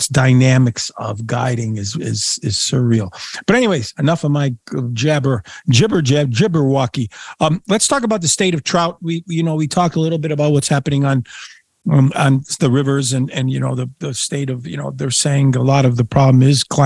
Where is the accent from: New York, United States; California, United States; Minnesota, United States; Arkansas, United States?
New York, United States; Niagara Frontier; I was a little boy growing up in the Niagara Frontier